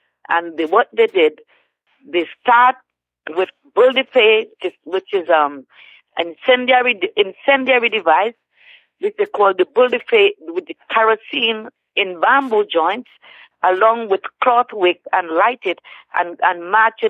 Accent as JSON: {"language": "English", "country": "Trinidad & Tobago", "tie": "born or raised there", "said": "I grew up in Trinidad as an adopted child with my aunt, my uncle's wife"}